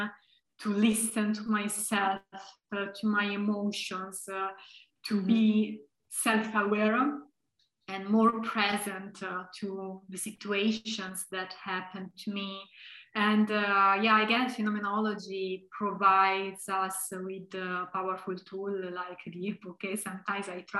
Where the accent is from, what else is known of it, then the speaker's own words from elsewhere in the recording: Tuscany, Italy; moved away as an adult; also born or lived in Heidelberg, Germany; now in Leuven, Belgium; even though I come from Tuscany, I come from Italy